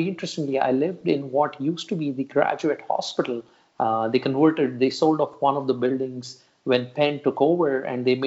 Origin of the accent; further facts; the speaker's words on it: India; moved away as an adult; also born or lived in Philadelphia, United States / New Jersey, United States; I am basically born and raised in India.